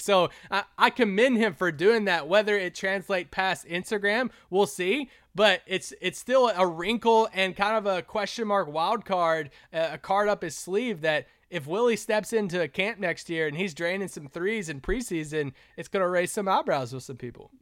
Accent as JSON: {"language": "English", "region": "Kentucky", "country": "United States", "tie": "born or raised there", "said": "growing up in Kentucky"}